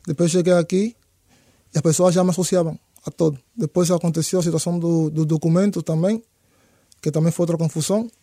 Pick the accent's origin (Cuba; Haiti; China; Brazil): Cuba; Santiago de Cuba; Portuguese is a second language; moved away as an adult; also born or lived in Havana, Cuba / Sweden; now in Portugal; A minha família está em Santiago, eu não sou daqui da Havana.